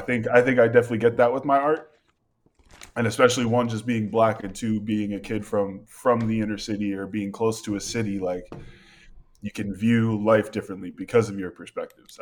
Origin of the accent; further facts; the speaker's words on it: Malden, Massachusetts, United States; moved away as an adult; now in Portland, United States; I was born and raised in Malden, Massachusetts, and that's just a city just ten minutes north of Boston.